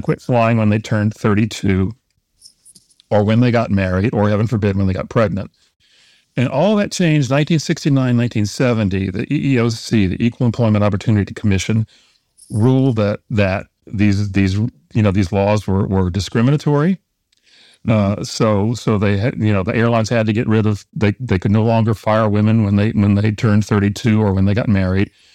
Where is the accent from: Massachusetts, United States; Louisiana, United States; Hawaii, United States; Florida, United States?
Louisiana, United States; New Orleans; also born or lived in Detroit; when I was a kid growing up in New Orleans